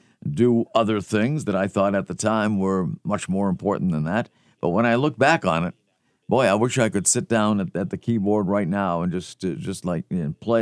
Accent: Melrose, Massachusetts, United States; as a young kid growing up in Melrose, Massachusetts

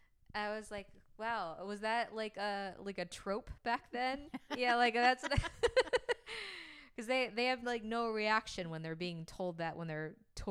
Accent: Oklahoma, United States; yeah, I'm from Oklahoma, and it was Indian territory for

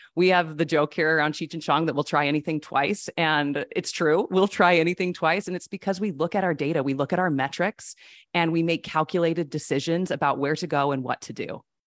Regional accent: Utah, United States; I grew up in Utah with all the Mormons

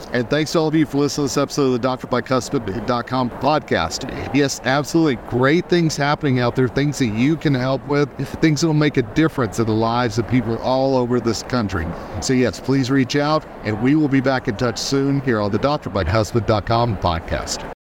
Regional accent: Oklahoma, United States; I grew up in Oklahoma

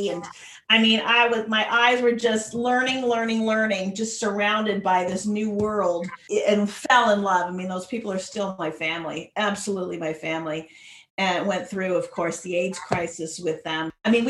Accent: Santa Barbara, California, United States; I am originally born and raised in Santa Barbara, California, the hardscrabble streets of Santa Barbara.

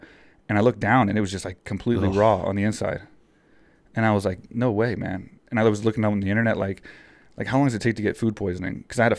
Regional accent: Texas, United States; Well, we're from Texas

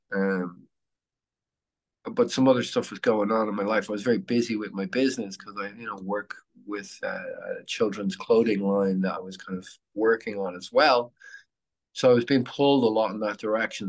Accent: Dublin, Leinster, Ireland; moved away as an adult; now in Phoenix, United States; I'm Irish

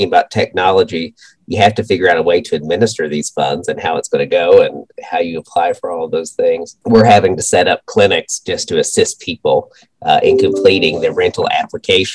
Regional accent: Monticello, Kentucky, United States; also born or lived in Covington, Kentucky; I grew up in Monticello, Kentucky, Wayne County, which borders Tennessee

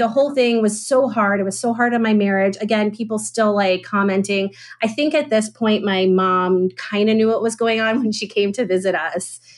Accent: Atlanta, Georgia, United States; moved away as an adult; also born or lived in Israel; I was born and raised in Atlanta, Georgia

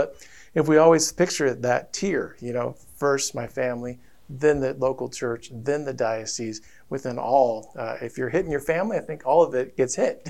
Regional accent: Denver, Colorado, United States; moved away; So me growing up in Denver, Colorado

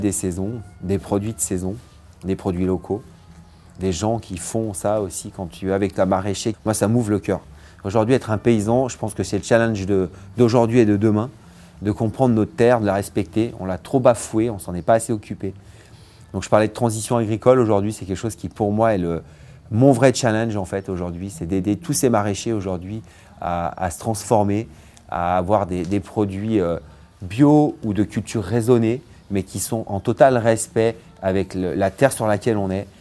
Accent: Vercors, Auvergne-Rhône-Alpes, France; also born or lived in Grenoble; Je suis né à Grenoble, j'ai grandi dans le Vercors

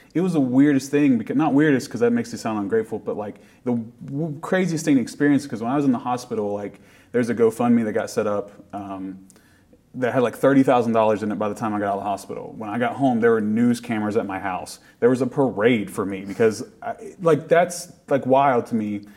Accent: Appalachia, United States; being from appalachia means a lot and it's it is part of everyone's identity and people like have made fun of my accent when we go somewhere but it's like that's just where i'm from

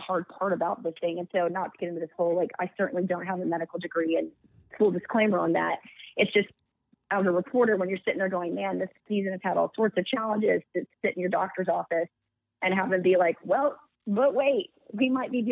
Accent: Dallas, Texas, United States; also born or lived in Westchester County; I grew up here in the Dallas area

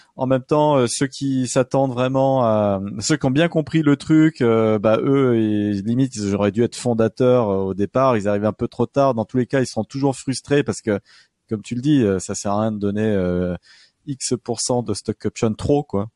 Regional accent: France; je ne mm. sais pas si on a vraiment la culture en tant que Français de débarquer

